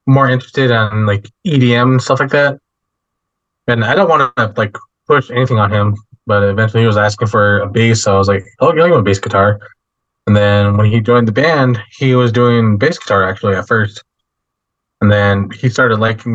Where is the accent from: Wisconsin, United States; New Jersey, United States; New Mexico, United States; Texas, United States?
New Mexico, United States; Albuquerque; also born or lived in Meridian, Mississippi; I was raised out here in Albuquerque, but I'm half Navajo and half Choctaw. I was born in Mississippi, Meridian, Mississippi